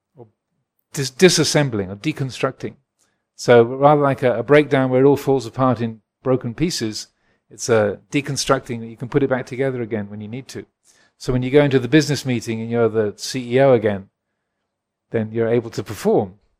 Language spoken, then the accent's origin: English; England, United Kingdom; I was born in England.